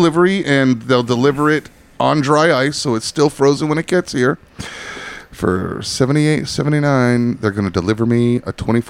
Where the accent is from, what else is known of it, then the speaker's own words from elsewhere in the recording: Ledyard, Connecticut, United States; when we were growing up in Ledyard